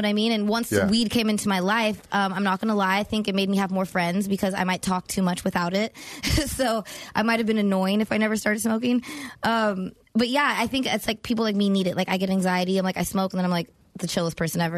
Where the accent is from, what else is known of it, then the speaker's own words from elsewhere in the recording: Los Angeles, California, United States; From the Valley.